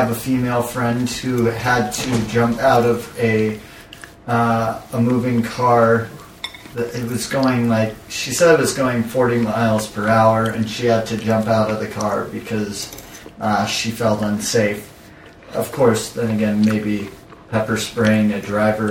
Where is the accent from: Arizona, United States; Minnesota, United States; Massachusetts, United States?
Arizona, United States; I'm from Arizona